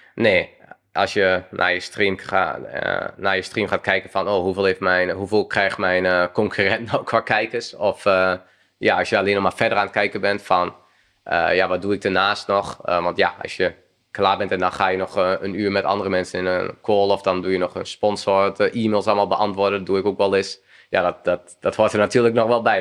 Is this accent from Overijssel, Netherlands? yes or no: yes; Twente, Overijssel, Netherlands; ik kom uit Twente. Dan speelde ik daar in ja, selectie-elftal